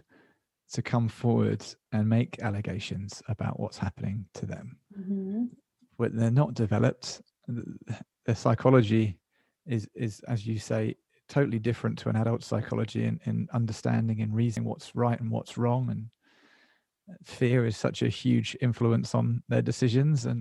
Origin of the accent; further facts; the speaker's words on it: United Kingdom; as a British kid